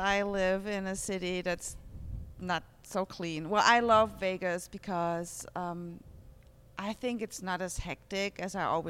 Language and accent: English; Heidelberg, Baden-Württemberg, Germany; now in United States; I'm from Heidelberg.